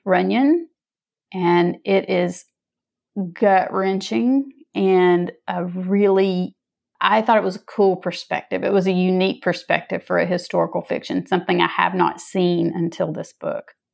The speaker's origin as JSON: {"language": "English", "region": "North Georgia", "country": "United States", "said": "I'm from North Georgia"}